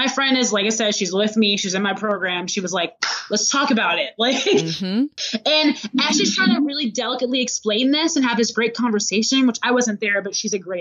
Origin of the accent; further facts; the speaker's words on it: Macomb, Michigan, United States; now in Chicago, United States; my hometown, Macomb, Michigan